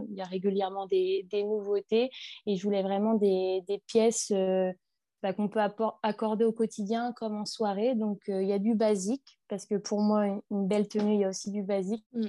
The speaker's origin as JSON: {"language": "French", "region": "northern France", "country": "France", "said": "je viens du nord de la France"}